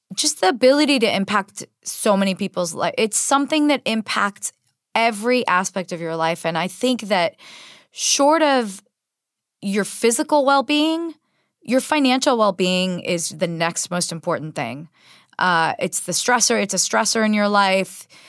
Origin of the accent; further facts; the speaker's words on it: San Diego, California, United States; moved away as an adult; also born or lived in Israel / San Jose; I was actually born in Israel, but I grew up in San Diego and lived there my entire formative years from age four to eighteen